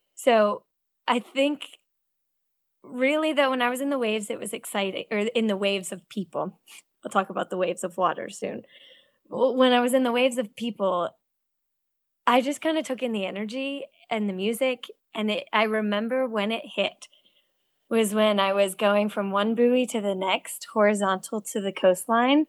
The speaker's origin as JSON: {"language": "English", "area": "Cape Cod", "region": "Massachusetts", "country": "United States", "tie": "born or raised there", "also_born_or_lived": "Connecticut", "moved": "yes", "lives_now": "North Carolina, United States", "said": "I grew up swimming in Cape Cod and teaching swim lessons"}